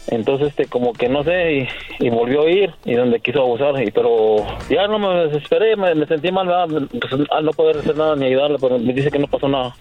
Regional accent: Querétaro, Mexico; Yo soy de Querétaro.

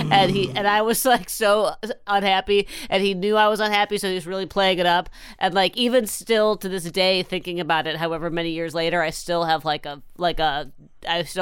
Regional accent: Dubuque, Iowa, United States; my hometown of Dubuque, Iowa

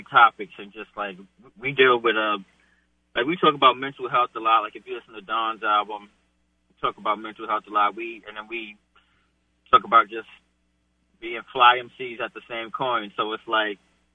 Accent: New York City, New York, United States; I lived in Brooklyn, New York my whole life

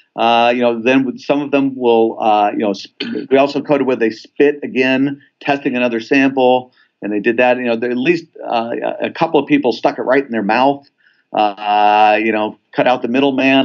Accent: Southern California, United States; I grew up in Southern California

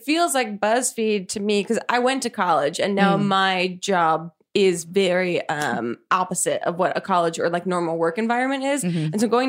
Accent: southern New Jersey, United States; … and I are also from southern New Jersey, which is also not Philadelphia and not Cherry Hill

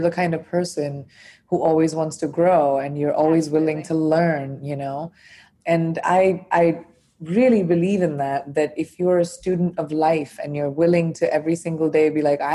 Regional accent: India; first language Hindi and English; moved away as an adult; also born or lived in United States; now in London, United Kingdom; I'm an Indian by birth

